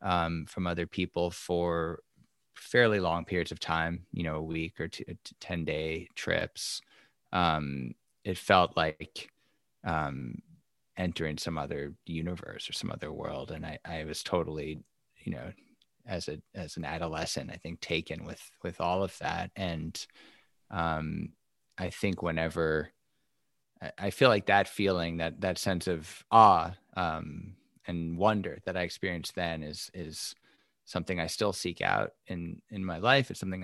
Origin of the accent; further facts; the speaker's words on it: New York City, New York, United States; I grew up in New York City, and I the closest thing I got to nature, I guess, was Central Park or a baseball game, maybe, the expanse of you know, Shea Stadium.